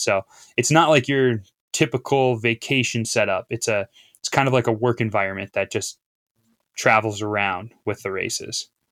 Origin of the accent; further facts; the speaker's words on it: Appleton, Wisconsin, United States; moved away as an adult; also born or lived in Duluth, Minnesota; I grew up in Appleton, Wisconsin